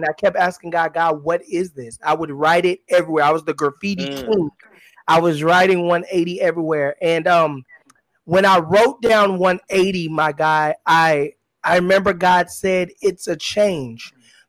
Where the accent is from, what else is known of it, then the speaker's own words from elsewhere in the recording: California, United States; born there; also born or lived in Texas; I was born in California, and I'm going to put this illustration real fast, I promise.